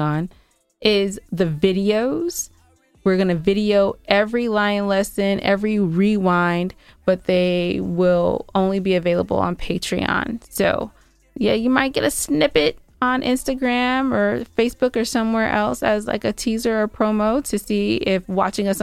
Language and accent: English; San Gabriel Valley, California, United States; moved away as an adult; also born or lived in Inglewood, California / Inland Empire, California / Atlanta area, Georgia; now in Georgia, United States; I'm actually from California. I was born in Inglewood. I was raised in the San Gabriel Valley.